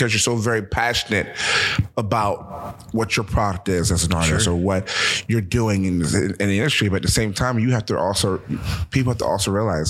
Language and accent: English; United States; also born or lived in New Jersey / Philadelphia, Pennsylvania; I'm from Jersey and Philadelphia, so I graduated with 775 kids.